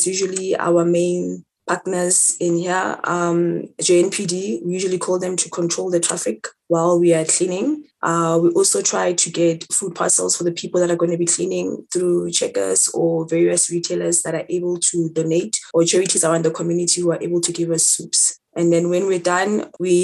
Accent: Soweto, Gauteng, South Africa; I'm from Soweto. I currently live in Soweto

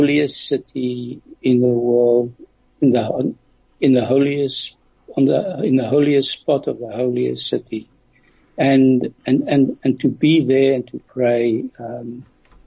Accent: South Africa; I'm from South Africa

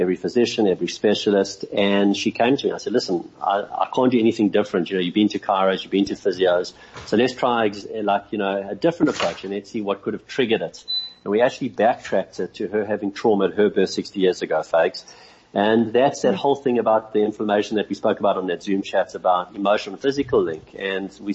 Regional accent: Johannesburg, Gauteng, South Africa; I grew up in Victory Park, and my folks moved to Cape Town

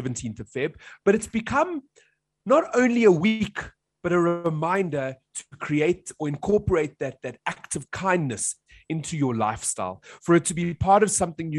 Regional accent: South Africa; as a South African.

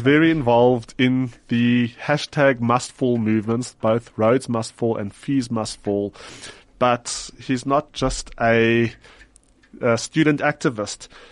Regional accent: South Africa; as a Jew living in South Africa, we, proudly South African

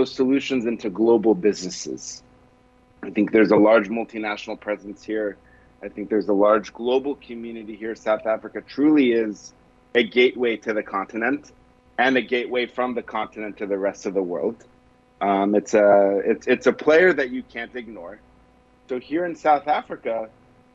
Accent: Israel; I'm from Israel originally

